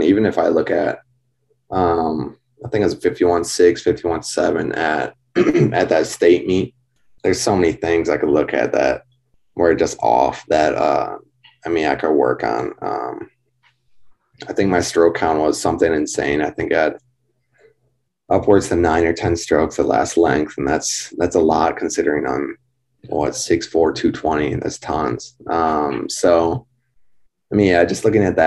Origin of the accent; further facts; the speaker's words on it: Sturgeon Bay, Wisconsin, United States; I grew up in Sturgeon Bay, Wisconsin